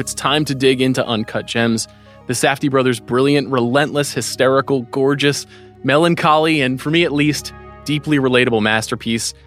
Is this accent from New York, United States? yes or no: yes; Long Island, New York, United States; so many people I grew up with on Long Island